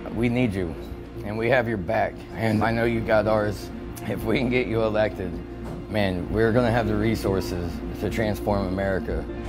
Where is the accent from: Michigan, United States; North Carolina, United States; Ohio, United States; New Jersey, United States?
Ohio, United States; Lake Milton; I'm from Lake Milton, Ohio